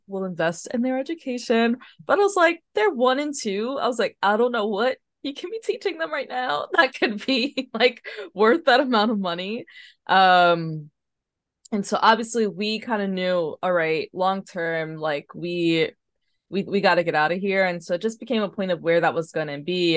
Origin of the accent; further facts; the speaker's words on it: New York City, New York, United States; moved away as an adult; now in Paris, France; I grew up in Harlem